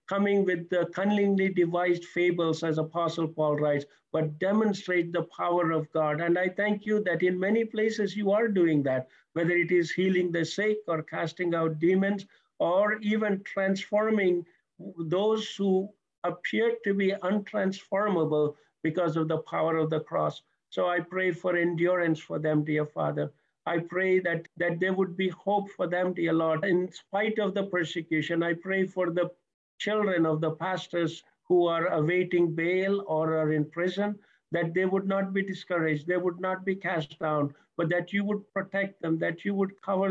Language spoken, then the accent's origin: English; India; moved away; I'm originally from India, so that's where I was saved